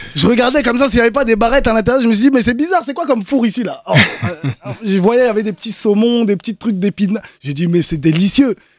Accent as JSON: {"language": "French", "country": "France", "tie": "born or raised there", "said": "je suis né en France"}